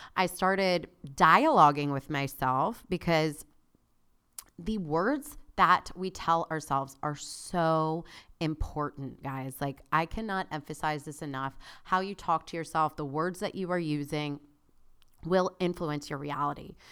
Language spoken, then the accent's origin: English; South Florida, United States; I grew up in South Florida.